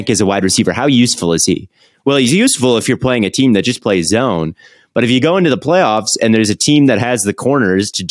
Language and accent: English; Minnesota, United States; moved away; I grew up in Minnesota as a Packers fan